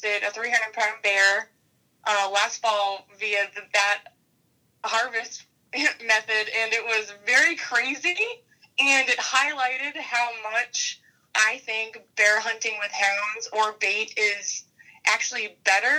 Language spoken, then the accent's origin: English; Northern Maine, United States; moved away as an adult; also born or lived in Massachusetts / Pennsylvania; now in Oregon, United States; I'm from Northern Maine